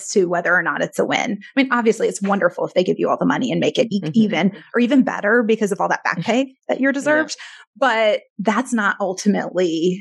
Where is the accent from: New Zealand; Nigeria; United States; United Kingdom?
United States; Detroit, Michigan; I was born in Detroit